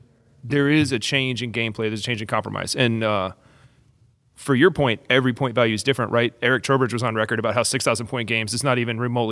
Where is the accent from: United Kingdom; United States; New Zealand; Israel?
United States; Texas; being a Texan